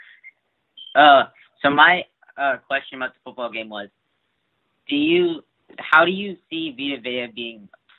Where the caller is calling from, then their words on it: California, United States; I'm from California.